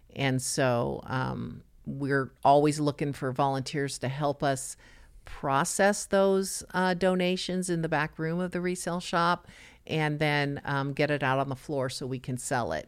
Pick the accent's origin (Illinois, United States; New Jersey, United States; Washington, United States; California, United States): California, United States; Los Angeles; now in Nassau Bay, United States; I was born and raised in Los Angeles